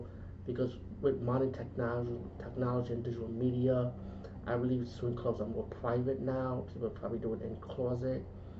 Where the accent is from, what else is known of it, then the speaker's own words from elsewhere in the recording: Bronx, New York, United States; It's kind of weird though, because as growing up in the Bronx, especially in the New York City area, of course, I always passed by these swing clubs